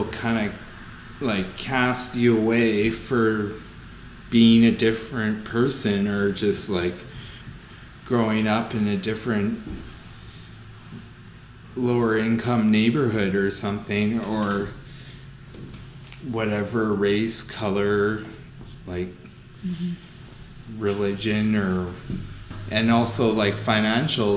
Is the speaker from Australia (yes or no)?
no; Windsor, Ontario, Canada; moved away; also born or lived in South Bend, Indiana; I grew up in East Windsor